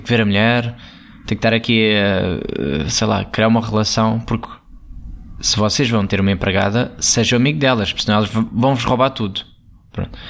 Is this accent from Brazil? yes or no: no; Alentejo, Portugal; eu sou muito alentejano